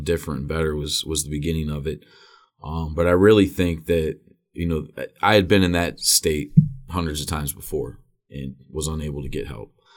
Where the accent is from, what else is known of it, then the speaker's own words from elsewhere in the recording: Wadsworth, Ohio, United States; also born or lived in Akron; I was born in Akron, raised in Wadsworth.